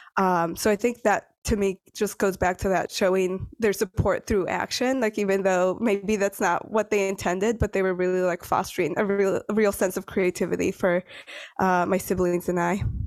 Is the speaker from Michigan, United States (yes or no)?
yes; Detroit, Michigan, United States; first language Spanish; English is a second language; moved away as an adult; also born or lived in San Diego, California; now in Brooklyn, New York, United States; when I was three, we ended up moving to the suburbs of Detroit, so Metro Detroit. And that's essentially where I grew up, went to college